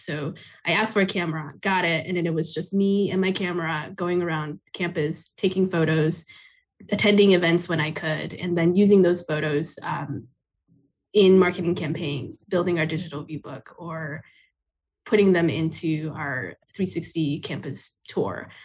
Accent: Taipei, Taiwan; now in United States; I grew up in Taipei, Taiwan

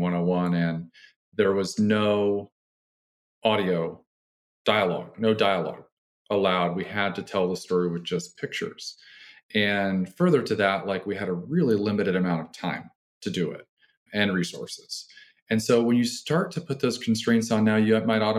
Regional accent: Nebraska, United States; I grew up in Nebraska

